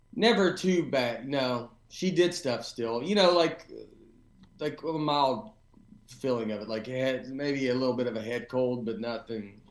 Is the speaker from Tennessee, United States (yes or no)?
yes; Nashville, Tennessee, United States; moved away as an adult; also born or lived in New York / Los Angeles; I'm from Nashville, and I've been back here for about five years